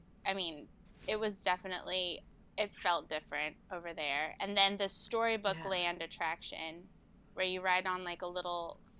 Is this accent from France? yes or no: no; Central Florida, United States; I'm from Central Florida my whole life